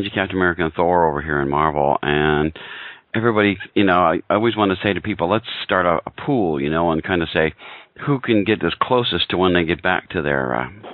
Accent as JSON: {"language": "English", "country": "United States"}